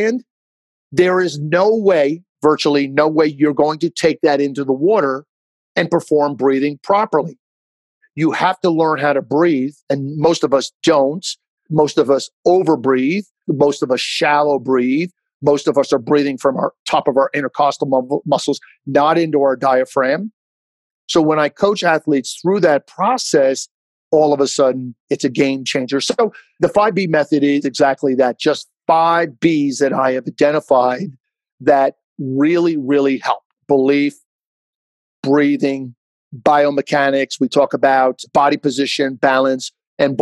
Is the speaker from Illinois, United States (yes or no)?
no; Jersey Shore, New Jersey, United States; growing up on the Jersey Shore